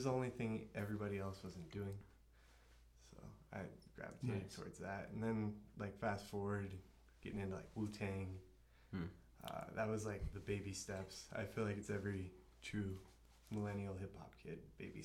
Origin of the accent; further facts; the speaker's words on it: Colorado Springs, United States; also born or lived in Lake George, Colorado; I was born in Colorado Springs. And lived in Lake George for a little bit. And then my dad had a business down here and bought a house down here and moved down here.